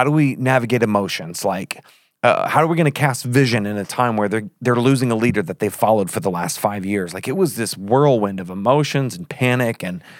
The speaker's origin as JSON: {"language": "English", "country": "Australia", "said": "I'm from Australia. Like, I put R's in my A's."}